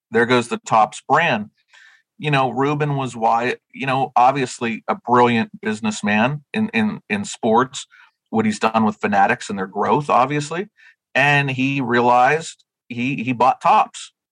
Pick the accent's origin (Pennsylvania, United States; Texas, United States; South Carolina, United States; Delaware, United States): Pennsylvania, United States; Western; now in New Jersey, United States; I'm from Western Pennsylvania.